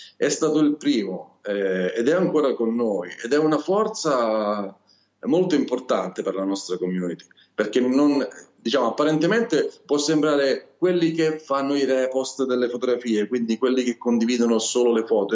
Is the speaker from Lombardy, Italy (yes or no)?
no; Calabria, Italy; accent: Calabrian; Io sono calabrese, purtroppo questo mio accento non so se si sente, ma sono del sud Italia